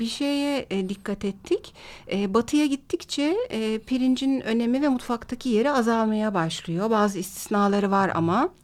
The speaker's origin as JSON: {"language": "Turkish", "country": "Turkey", "said": "Bir Türk olarak"}